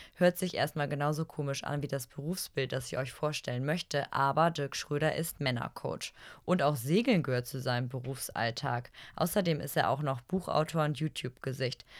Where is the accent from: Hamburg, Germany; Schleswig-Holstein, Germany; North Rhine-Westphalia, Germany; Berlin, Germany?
Schleswig-Holstein, Germany; Eutin; Wir sitzen hier im wunderschönen Eutin, das ist auch mein Heimatort